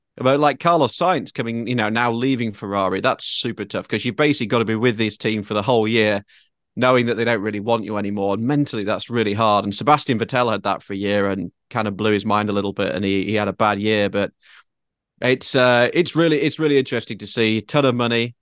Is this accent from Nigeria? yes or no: no; United Kingdom; now in Manhattan Beach, United States; me as a Brit